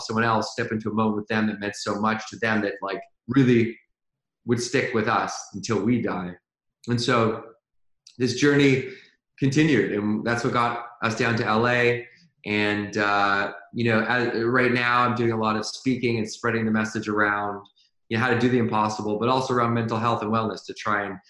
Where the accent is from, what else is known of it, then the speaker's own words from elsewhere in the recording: Victoria, British Columbia, Canada; now in Venice Beach, United States; right now I live in Venice Beach, California, but I grew up in Victoria, BC.